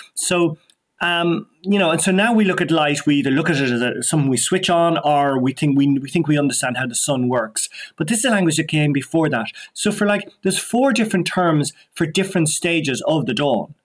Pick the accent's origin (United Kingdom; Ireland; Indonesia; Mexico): Ireland; Dublin, Leinster; also born or lived in West Kerry; I was born and brought up in Donnybrook, in Dublin, the heart of Dublin